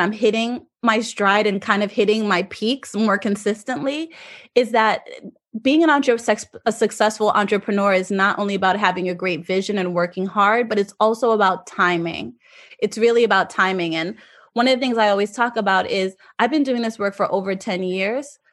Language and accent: English; South Florida, United States; moved away as an adult; also born or lived in Jamaica; now in New York, United States; I'm actually Jamaican and I grew up in South Florida, but I have lived in New York for almost fifteen years now